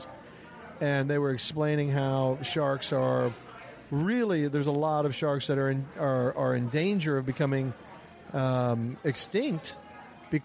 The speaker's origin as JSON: {"language": "English", "region": "Midwest", "country": "United States", "said": "I'm from the Midwest."}